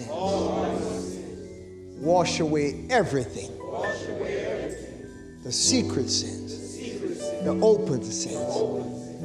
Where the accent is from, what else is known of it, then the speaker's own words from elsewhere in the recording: Charlotte, North Carolina, United States; we're from Charlotte, North Carolina.